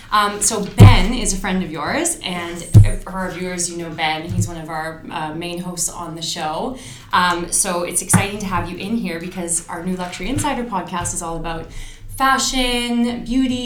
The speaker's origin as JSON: {"language": "English", "country": "Canada", "said": "I'm from Canada"}